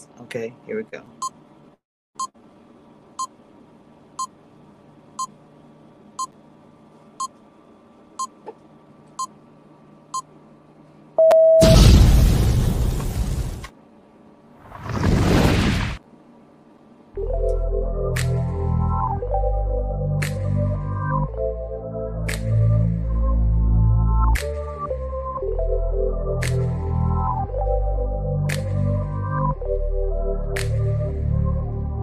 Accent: Louisiana, United States; now in Dallas, United States; I'm from Louisiana

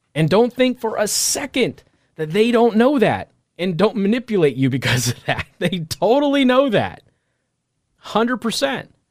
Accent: Las Vegas, Nevada, United States; moved away; also born or lived in Midwest; I'm from Vegas

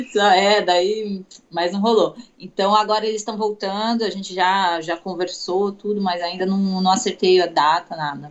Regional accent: Itu, São Paulo, Brazil; also born or lived in Santos; now in São Paulo, Brazil; Eu sou de Itu, interior

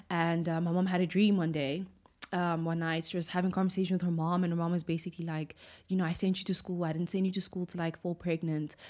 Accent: Butterworth, Eastern Cape, South Africa; I was born in the Eastern Cape.

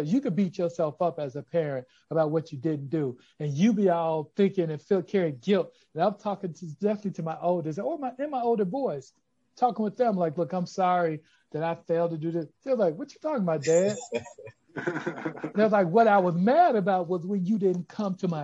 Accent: Chicago, Illinois, United States; I'm from Chicago. I'm from the West Side where we're based. We're based in Austin. I grew up in Austin.

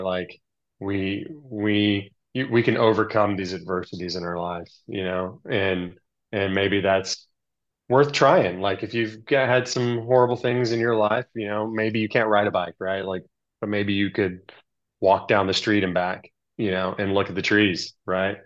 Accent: Texas, United States; moved away as an adult; also born or lived in Southern California; I grew up in Texas where you think of like country and cows, but actually I grew up in the suburbs

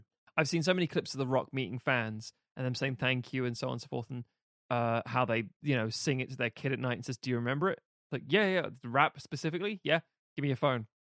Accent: United Kingdom; being British here

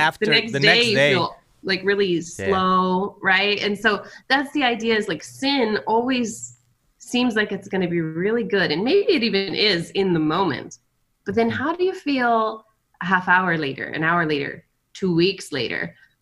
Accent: Brunei; also born or lived in France; now in United States; I lived in France for a while. I grew up in Brunei, Borneo, and went to school with the Sultan's kids. And then I've lived in a couple of states across America as well.

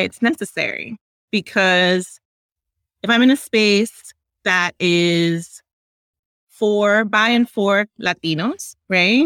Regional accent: New York City, New York, United States; also born or lived in Dominican Republic; I grew up in New York in Washington Heights, which is, you know, little DR

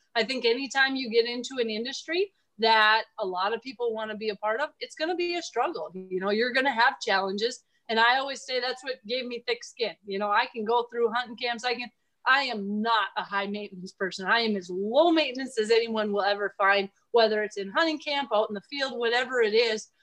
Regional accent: Minnesota, United States; now in South Dakota, United States; I grew up in Minnesota, and I love it out here. I'd never move home

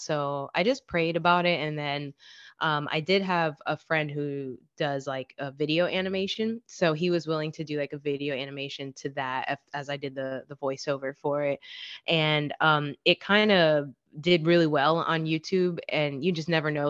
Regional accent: Florida, United States; I'm from Florida

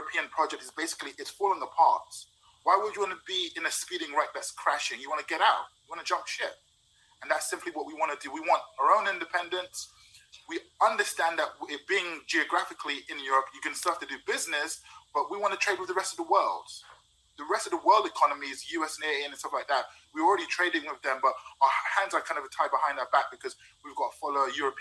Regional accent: London, United Kingdom; I'm from London

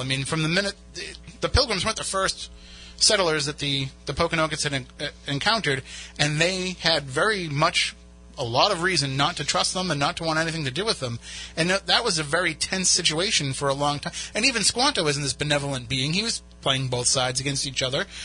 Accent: Plymouth, Massachusetts, United States; that's where I would go to the library when I was a, a kid growing up in Plymouth

